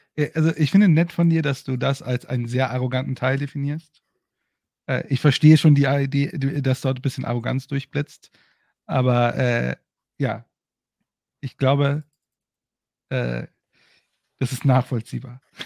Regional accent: Bochum, North Rhine-Westphalia, Germany; ich bin in Bochum aufgewachsen, direkt daneben

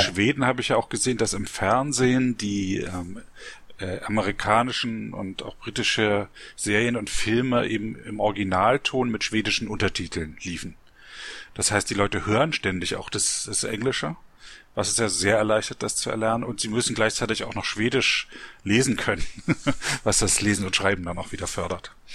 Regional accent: East Germany, Germany; ich bin ja in der DDR aufgewachsen.

